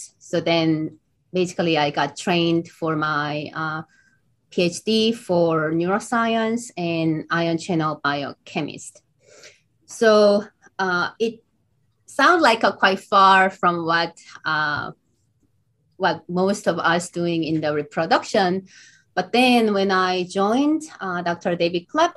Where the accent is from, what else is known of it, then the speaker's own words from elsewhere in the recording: Seoul, South Korea; moved away as an adult; also born or lived in Boston, United States; So I was born in Boston, US, but grew up, in South Seoul, South Korea